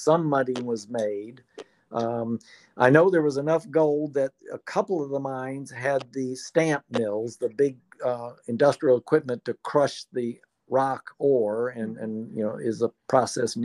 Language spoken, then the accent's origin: English; Aiken, South Carolina, United States; also born or lived in Athens, Georgia; now in Oglethorpe County, United States; I was born in Aiken, South Carolina, and went to the University of Georgia